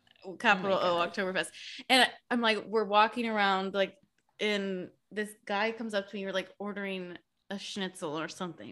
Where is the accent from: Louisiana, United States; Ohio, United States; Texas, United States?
Texas, United States; "I'm from the U.S." And he goes, "Where in the U.S.?" And I was like, "Texas."